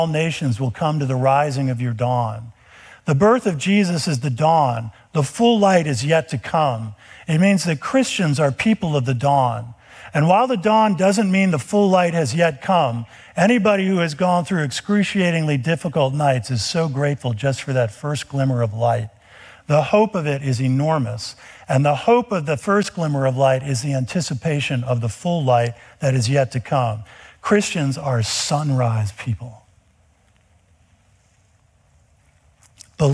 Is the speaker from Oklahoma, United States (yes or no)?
no; outside of New York City, United States; Growing up outside of New York City, we were often in the city.